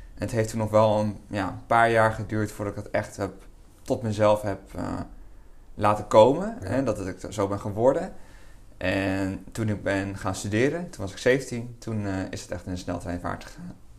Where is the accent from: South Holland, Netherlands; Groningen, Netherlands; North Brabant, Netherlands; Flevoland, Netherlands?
Flevoland, Netherlands; Lelystad; ik kom uit Lelystad. Daar eh, woon ik al mijn hele leven. ben ik opgegroeid en ook geboren